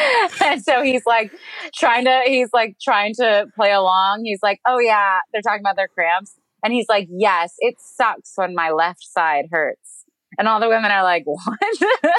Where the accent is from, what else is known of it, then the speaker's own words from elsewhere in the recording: United States; But no, Americans want fucking big trucks running things over, okay? That's what we want here.